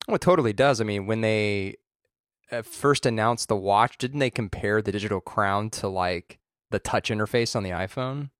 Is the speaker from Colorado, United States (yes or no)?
no; Orange County, California, United States; I grew up in Orange County